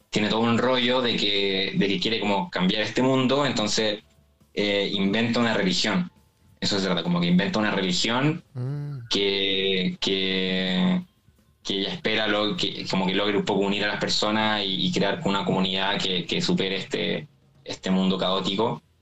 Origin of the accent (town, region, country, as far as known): Chile; accent: Chilean